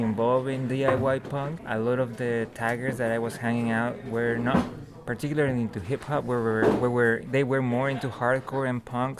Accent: Mexico City, Mexico; I grew up in Mexico City

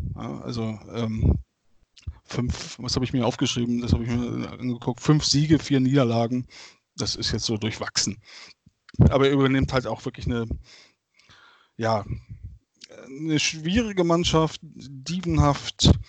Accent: Bergisch Gladbach, North Rhine-Westphalia, Germany; ich bin groß geworden in Bergisch Gladbach

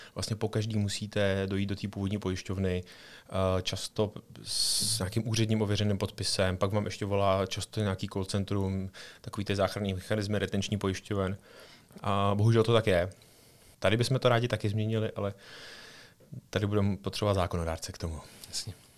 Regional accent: Czechia; máme jako Češi

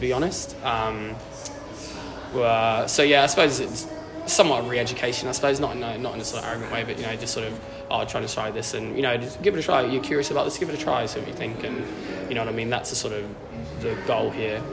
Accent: Cornwall, South West England, United Kingdom; moved away as an adult; now in Melbourne, Australia; grew up Cornwall, left left Cornwall when I was 19

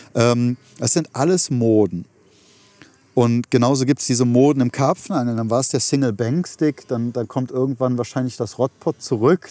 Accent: Germany; meinem Heimatland

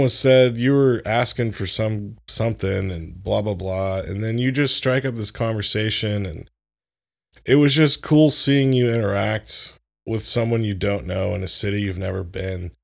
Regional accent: Florida, United States; moved away; I grew up in Florida

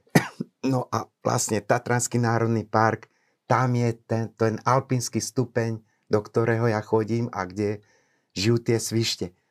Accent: Bobrovec, Žilina Region, Slovakia; also born or lived in Nitra; pochádzam z Liptova, z dediny Bobrovec. Je to pod úpetím západných Tatier, moje rodné doliny

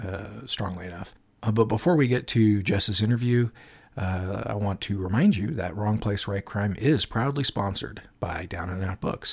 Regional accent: Spokane, Washington, United States; moved away; I hail from Spokane, Washington, originally. I spent most of my life there

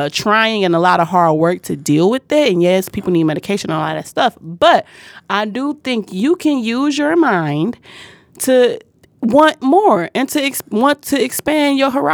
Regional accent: Detroit, Michigan, United States; my little place that I grew up in on Joy Road in Chicago, or between Joy Road and Chicago, Greenfield

